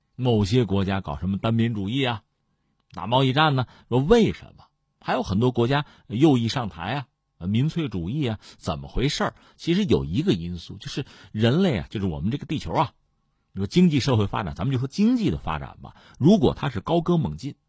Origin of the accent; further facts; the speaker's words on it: China; 我们中国人